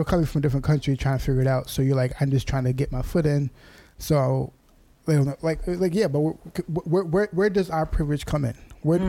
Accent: United States; We have zero American privilege, even though we're American.

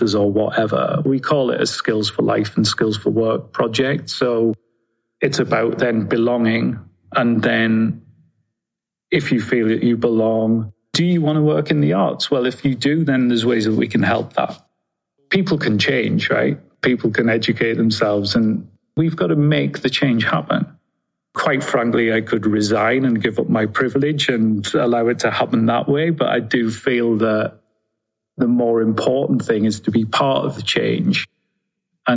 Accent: Sunderland, North East England, United Kingdom; I'm from Sunderland in Northeast England

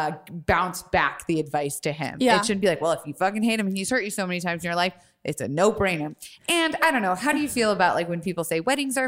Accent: Tampa, Florida, United States

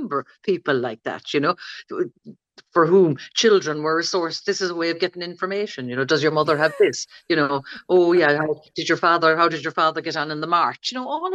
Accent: County Limerick, Munster, Ireland; I was from County Limerick. I was living in the country

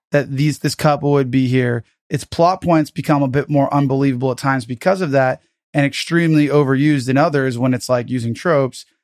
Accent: United States; I'm American

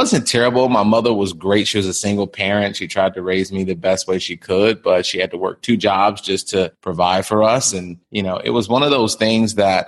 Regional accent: Chicago, Illinois, United States; I grew up in Chicago

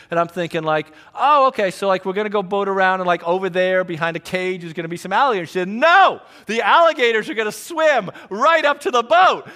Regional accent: Trumbull, Connecticut, United States; also born or lived in Greenville, South Carolina; I am from Trumbull, Connecticut.

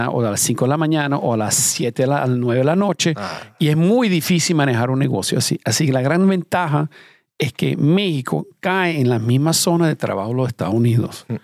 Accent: Venezuela; also born or lived in Iran; nací en Irán y después la revolución en Irán me fui a Venezuela. Mi familia emigró a Venezuela.

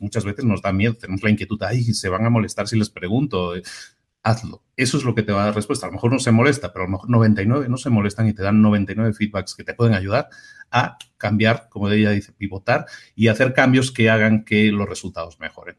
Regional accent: Barcelona, Catalonia, Spain; yo también soy de Barcelona

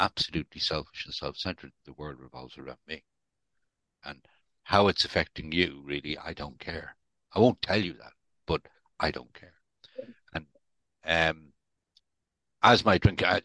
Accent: Dublin, Leinster, Ireland; now in United Kingdom; I'm not actually from the UK. I was born and brought up in Dublin.

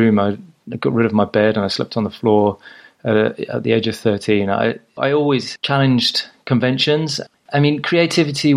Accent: Huddersfield, Yorkshire and the Humber, United Kingdom; also born or lived in South Africa; now in South England, United Kingdom; I was born in Yorkshire and we returned there, you know, later on. The rest of my childhood was spent in the shadow of the Pennines.

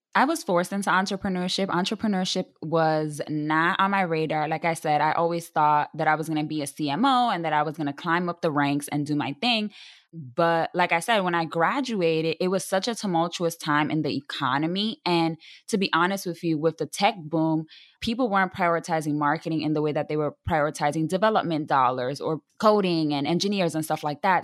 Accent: New York City, New York, United States; I am a Latina from the South Bronx, born and raised, half Dominican, half Puerto Rican

